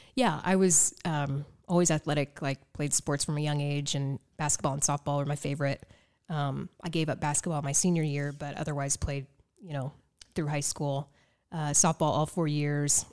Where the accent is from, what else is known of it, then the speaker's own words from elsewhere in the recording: Evansville, Indiana, United States; moved away as an adult; also born or lived in Las Vegas; my hometown